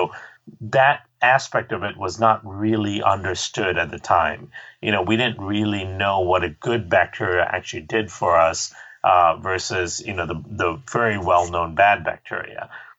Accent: Malaysia; also born or lived in India; I grew up in Malaysia and India, so I spent a lot of time in her clinics with her

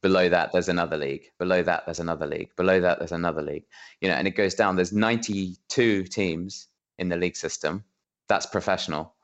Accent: England, United Kingdom; I'm I'm British, I'm an English gentleman

